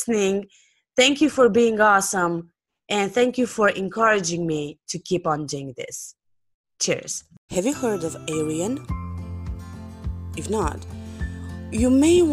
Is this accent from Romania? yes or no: yes; Romania; English is a second language; I come from Romania, which is not a native English speaking country